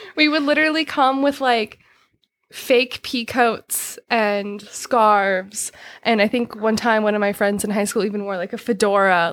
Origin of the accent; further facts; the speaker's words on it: Yuba City, California, United States; also born or lived in Truckee; I'm from Yuba City